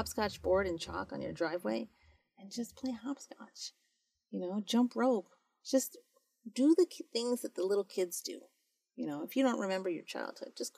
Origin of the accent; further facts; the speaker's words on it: United States; I was born and raised here